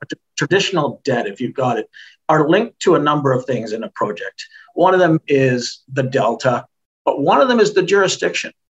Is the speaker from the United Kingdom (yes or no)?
no; Canada; I'm Canadian.